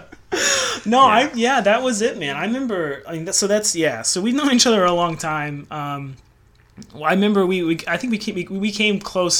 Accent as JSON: {"language": "English", "town": "Denver", "region": "Colorado", "country": "United States", "moved": "as an adult", "lives_now": "Syracuse, United States", "said": "I'm originally from Denver"}